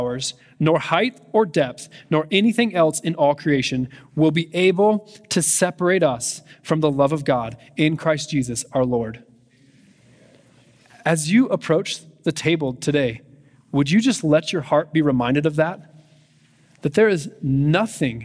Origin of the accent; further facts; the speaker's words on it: United States; as Americans